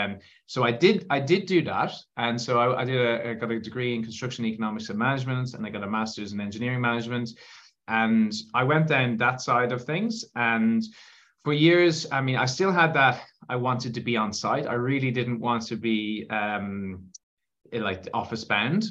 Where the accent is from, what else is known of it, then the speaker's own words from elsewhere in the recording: Ireland; you can probably tell from my accent that um, I am I'm from Ireland